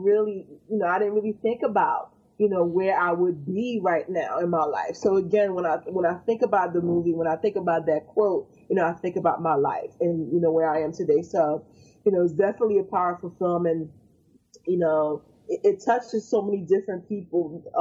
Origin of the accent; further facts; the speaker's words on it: Haiti; now in United States; I'm not originally from this, you know, from America, you know, I came from Haiti.